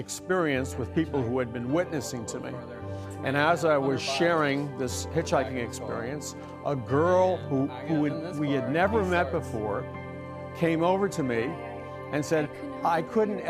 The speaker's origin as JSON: {"language": "English", "region": "New York", "country": "United States", "said": "I'm from New York"}